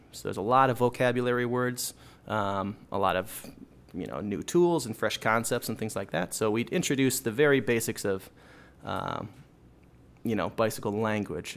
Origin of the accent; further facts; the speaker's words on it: Plymouth, Minnesota, United States; I grew up in, uh, Minnesota, up here in the north, on the suburbs of Minneapolis, uh, the western burbs in a small, well, in a giant suburb called Plymouth, Minnesota